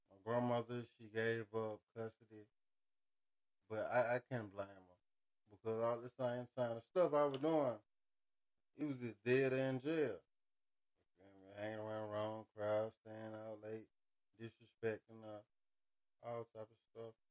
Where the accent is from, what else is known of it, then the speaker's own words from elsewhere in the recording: Montgomery, Alabama, United States; moved away; I say I'm from Montgomery.